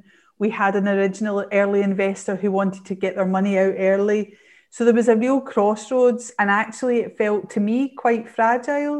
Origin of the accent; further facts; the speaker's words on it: Glasgow, Scotland, United Kingdom; I'm from Glasgow and my world revolves around, you know, Scotland and Strathclyde University